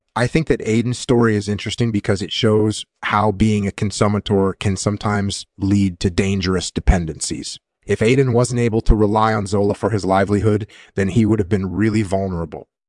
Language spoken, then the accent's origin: English; Hawaii, United States; moved away as an adult; also born or lived in California; I grew up in Hawaii